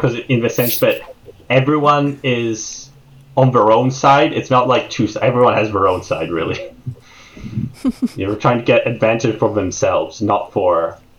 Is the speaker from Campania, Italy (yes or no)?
no; Venice, Veneto, Italy; And that's a very proud part of my heritage, because I am from Venice